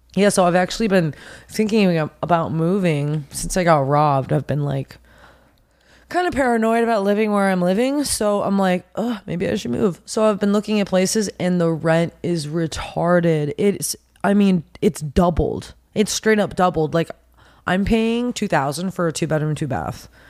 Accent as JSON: {"language": "English", "town": "Pasadena", "region": "California", "country": "United States", "said": "I'm actually originally from Pasadena, California."}